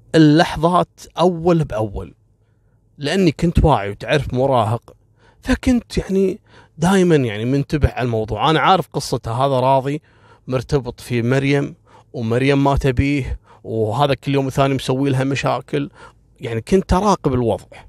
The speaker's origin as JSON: {"language": "Arabic", "country": "Kuwait", "said": "احنا هني في الكويت"}